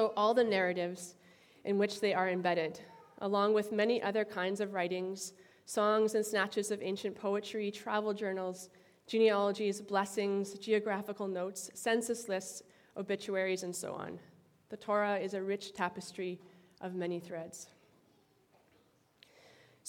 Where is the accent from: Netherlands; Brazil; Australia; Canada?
Canada; Timmins, Ontario; Sudbury, Ontario, which is close to my hometown of Timmins